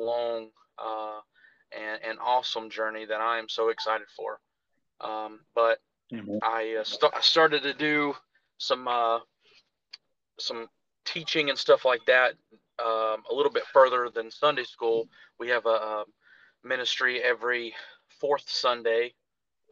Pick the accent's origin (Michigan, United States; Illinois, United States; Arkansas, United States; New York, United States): Arkansas, United States; Jonesboro; moved away as an adult; now in North Carolina, United States; I was born and raised in Jonesboro, Arkansas.